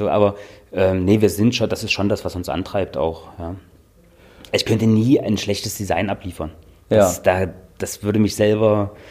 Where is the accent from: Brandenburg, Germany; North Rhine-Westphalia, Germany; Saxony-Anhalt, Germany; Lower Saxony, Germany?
Saxony-Anhalt, Germany; Dessau; also born or lived in Austria / Berlin; Ja, ich komme aus Dessau, genau. Ich bin dort aufgewachsen, meine äh, Eltern wohnen dort und Garten und was weiß ich, ne, so.